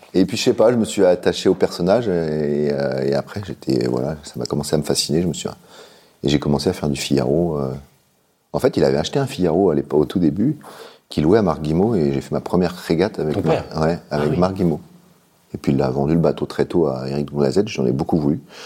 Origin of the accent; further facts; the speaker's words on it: Finistère, Brittany, France; also born or lived in Paris; je suis né à Paris, mais j'ai habité ah. euh, dans le Finistère tout le temps